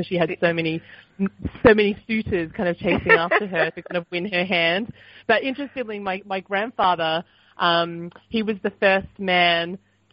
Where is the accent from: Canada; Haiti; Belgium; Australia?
Australia; Sydney, New South Wales; I was a little girl growing up in Sydney